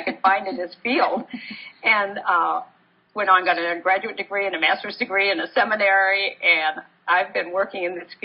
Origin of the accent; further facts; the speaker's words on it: Portland, Oregon, United States; I grew up in Portland, Oregon